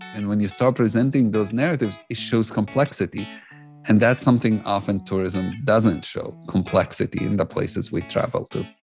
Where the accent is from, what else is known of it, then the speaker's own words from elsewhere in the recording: Jerusalem, Palestine; I grew up in Jerusalem. I'm Palestinian